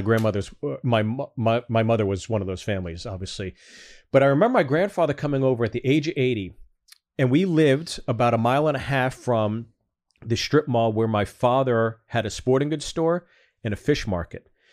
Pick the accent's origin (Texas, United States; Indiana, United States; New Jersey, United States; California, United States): New Jersey, United States; Freehold; also born or lived in Manalapan, New Jersey; I was born in Freehold, New Jersey